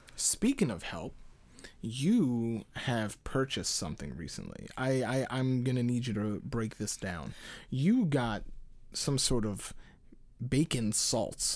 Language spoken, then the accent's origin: English; United States; I'm just American